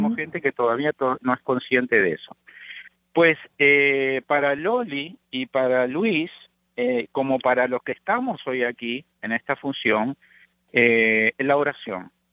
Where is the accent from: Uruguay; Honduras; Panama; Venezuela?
Uruguay; now in United States; yo soy oriundo de Uruguay, junto con mi esposa somos uruguayos, nacidos allá, llevamos ya 33 años en los Estados Unidos